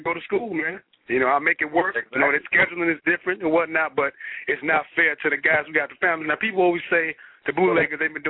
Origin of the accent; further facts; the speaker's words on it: Chicago, Illinois, United States; I'm from Chicago